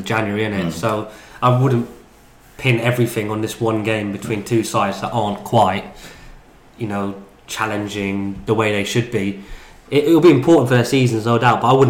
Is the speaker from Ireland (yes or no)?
yes; Ireland; speaking as an Irishman